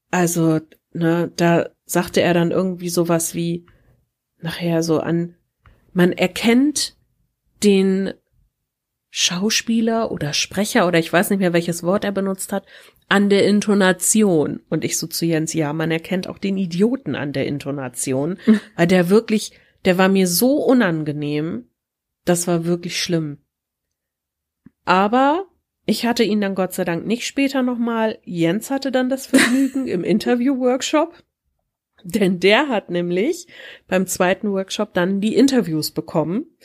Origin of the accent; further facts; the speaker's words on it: Wuppertal, North Rhine-Westphalia, Germany; ich komme aus Wuppertal und ich bin ein Teil vom Podcast-Duo der Taschenuschis.